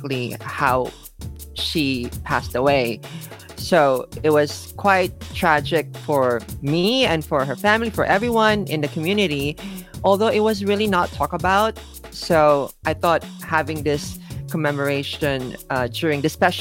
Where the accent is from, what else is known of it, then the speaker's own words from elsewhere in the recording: Manila, Metro Manila, Philippines; moved away as an adult; now in Japan; I am originally from the Philippines. I was born and raised in Manila. And I left Manila when I was about 18.